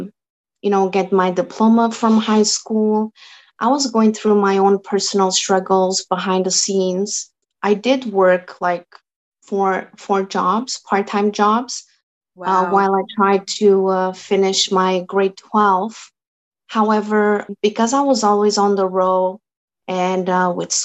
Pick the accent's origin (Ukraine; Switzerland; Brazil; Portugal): Portugal; Azores; first language Portuguese; English is a second language; now in Canada; I came from Azores, the islands of Portugal, and we speak Portuguese.